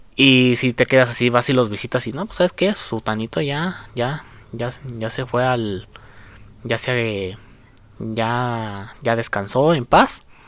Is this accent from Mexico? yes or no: yes; Mexico; aquí en mi país, en México